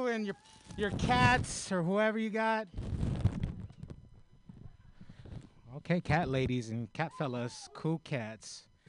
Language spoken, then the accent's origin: English; San Francisco, California, United States; moved away as an adult; also born or lived in Pittsburgh; I'm from San Francisco, but I was on the run from the police, so I had to live in Pittsburgh for a while.